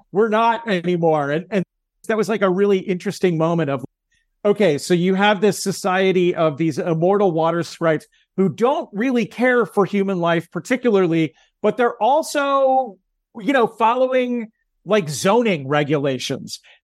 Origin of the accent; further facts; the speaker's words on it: United States; as an American